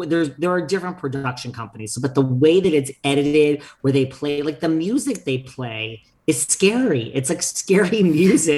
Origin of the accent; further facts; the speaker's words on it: United States; I am from New York, New Jersey